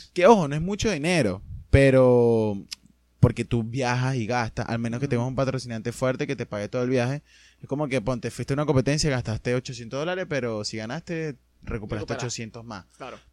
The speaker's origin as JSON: {"language": "Spanish", "country": "Venezuela", "also_born_or_lived": "Argentina"}